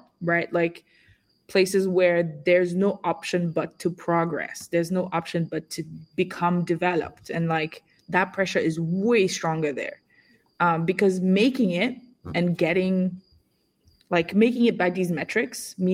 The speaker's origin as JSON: {"language": "English", "country": "Senegal", "tie": "born or raised there", "moved": "yes", "said": "I was born and raised in Senegal"}